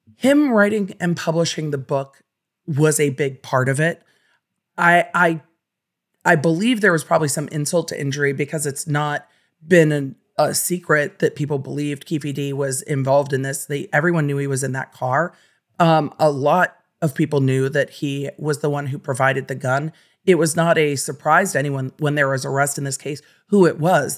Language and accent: English; Los Angeles, California, United States; growing up in Los Angeles